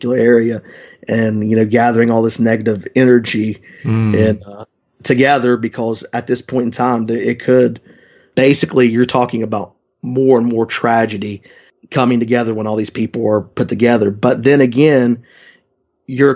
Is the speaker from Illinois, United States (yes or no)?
no; West Virginia, United States; my home state of West Virginia